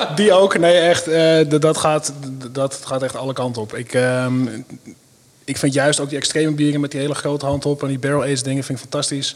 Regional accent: Mijdrecht, Utrecht, Netherlands; het Meidrecht, waar ik vandaan kom

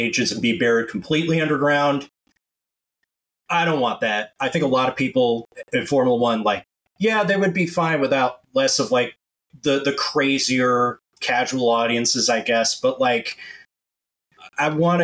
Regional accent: United States; also born or lived in Connecticut; as the American in this panel

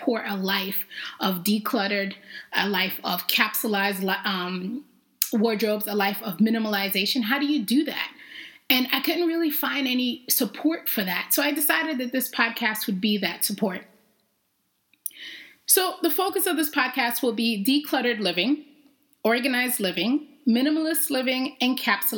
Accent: New York City, New York, United States; also born or lived in Jamaica; I grew up in New York. I was originally born in Jamaica. And then my parents decided to immigrate to New York City, which is where I learned, I guess, to be me

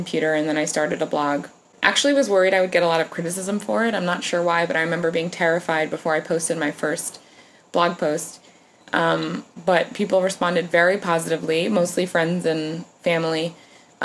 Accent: New York, United States; I'm a New Yorker

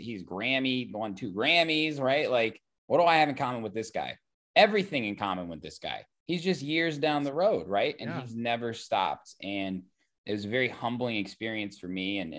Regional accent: Oakland, California, United States; I'm from Oakland. Music. This ain't San Fran, baby.

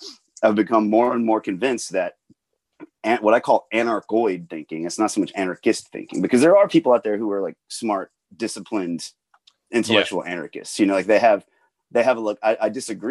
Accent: Atlanta, Georgia, United States; I grew up in Atlanta

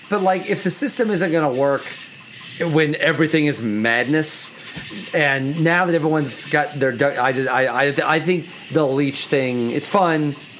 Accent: near Eastern Illinois University, United States; East Illinois is right next to my hometown

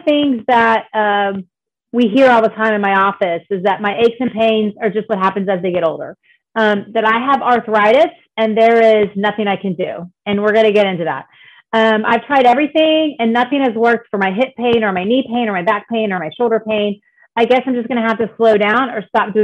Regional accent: Dallas, Texas, United States; I grew up in the Dallas area

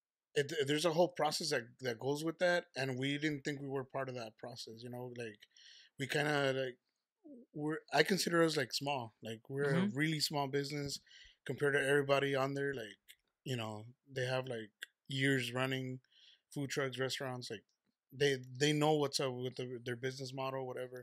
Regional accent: Ciudad Guzmán, Jalisco, Mexico; moved away; also born or lived in Tamazula, Jalisco; Yeah, I was born in Ciudad Guzmán, but the town next to it, Tamazula, like that's where we're from.

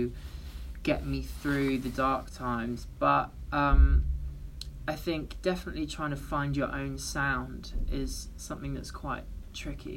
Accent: London, United Kingdom; I'm from London

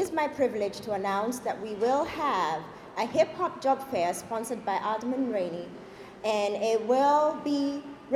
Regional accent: Kenya; moved away; I am originally from Kenya

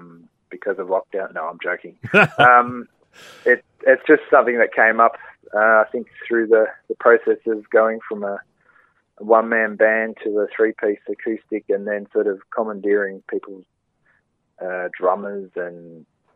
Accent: Donald, Victoria, Australia; now in Melbourne, Australia; I grew up in the Wimmera Mallee region of Victoria, closer to the Mallee, a place called Donald, and on a farm there.

